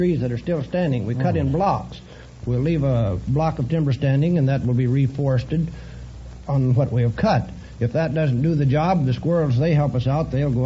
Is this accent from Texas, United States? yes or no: no; Washington, United States; I'm from Tootle. We have a population up there of about 50 men